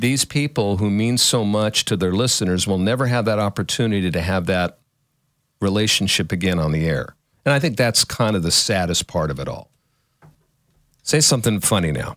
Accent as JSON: {"language": "English", "region": "Northern California", "country": "United States", "also_born_or_lived": "Houston / Los Angeles", "said": "I'm a Californian, even Northern California."}